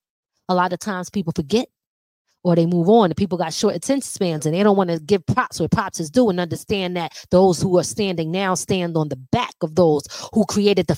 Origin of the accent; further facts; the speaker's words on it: Philadelphia, Pennsylvania, United States; now in Rockland County, United States; Living in Philly, growing up in Philly.